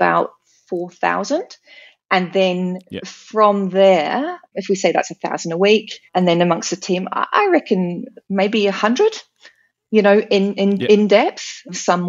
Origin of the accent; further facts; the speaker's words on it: United Kingdom; moved away as an adult; also born or lived in New Zealand; now in Australia; So I'm born and bred British.